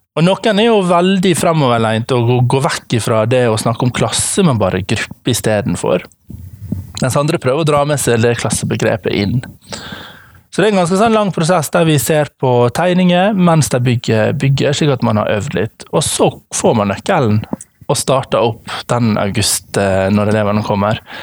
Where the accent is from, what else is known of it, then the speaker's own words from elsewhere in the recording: Ålesund, Møre og Romsdal, Norway; jeg kommer fra Ålesund